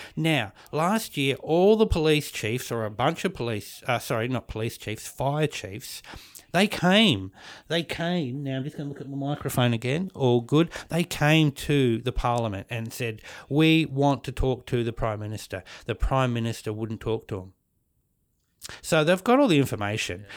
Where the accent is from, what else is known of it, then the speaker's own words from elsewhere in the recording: New Zealand; now in Australia; I was born in New Zealand. And I was brought up next to the, the Māori people, the native people